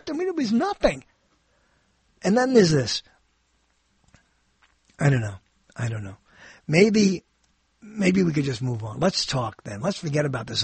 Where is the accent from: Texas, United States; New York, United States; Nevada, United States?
New York, United States; I grew up in New York